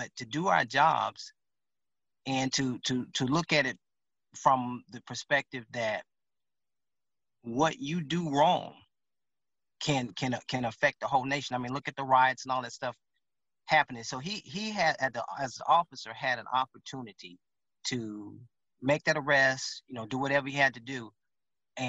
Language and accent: English; Louisiana, United States; now in Dallas, United States; I'm from Louisiana.